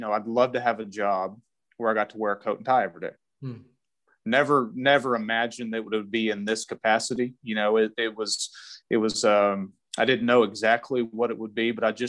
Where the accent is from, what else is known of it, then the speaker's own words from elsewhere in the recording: Idalou, Texas, United States; now in Lubbock, United States; I grew up in Idaho, Texas, West Texas boy.